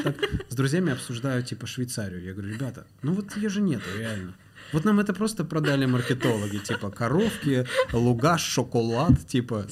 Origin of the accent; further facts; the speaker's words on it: Ivanovo, Ivanovo Oblast, Russia; moved away as an adult; also born or lived in Turkmenistan; now in Moscow, Russia; я родился в Средней Азии, в Туркменистане, из Туркменистана мы переехали с семьей, получается, в Ивану